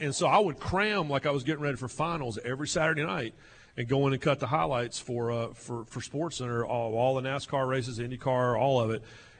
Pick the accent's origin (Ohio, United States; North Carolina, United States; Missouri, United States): North Carolina, United States; Raleigh; born or raised there; moved away as an adult; also born or lived in Rockingham, North Carolina